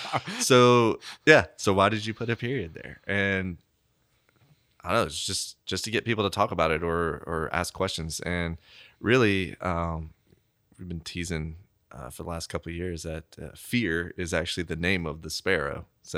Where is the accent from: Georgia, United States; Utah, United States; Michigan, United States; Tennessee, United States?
Tennessee, United States; Memphis; if I go to other cities and they ask like, where are you from, Memphis? And people will talk, oh, barbecue.